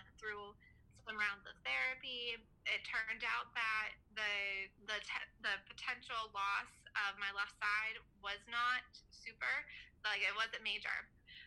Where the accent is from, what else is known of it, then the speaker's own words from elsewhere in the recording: Punxsutawney, Pennsylvania, United States; I'm from Punxsutawney. So we call it Punxsutawney.